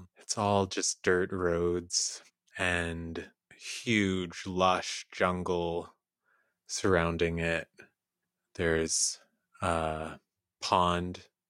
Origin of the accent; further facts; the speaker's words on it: Ambon, Maluku, Indonesia; born there; I don't remember much about when I was born in Ambon, but I went back to visit when I was 10 years old.